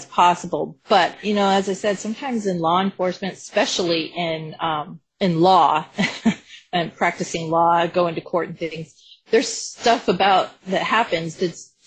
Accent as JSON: {"language": "English", "region": "Colorado", "country": "United States", "said": "I'm from Colorado"}